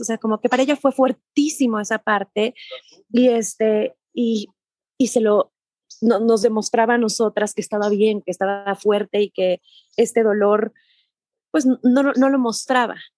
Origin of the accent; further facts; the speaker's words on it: Mexico; soy mexicana